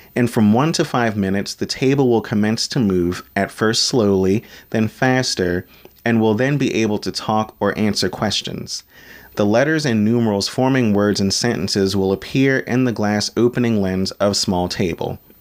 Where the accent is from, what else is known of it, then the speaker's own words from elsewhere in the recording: Maryland, United States; as a fellow Marylander born and bred myself